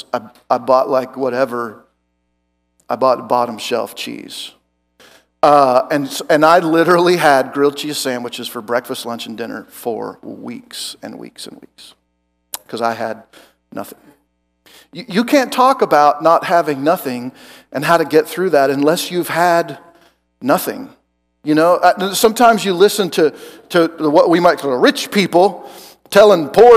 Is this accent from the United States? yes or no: yes; Oregon, United States; moved away as an adult; also born or lived in Joplin, Missouri; I'm from Oregon and I went to college in Joplin, Missouri.